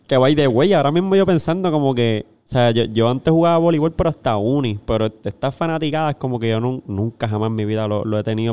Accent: Corozal, Puerto Rico; yo soy de ah. Corozal allá

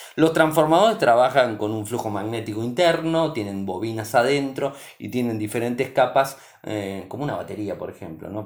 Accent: Argentina; mi país

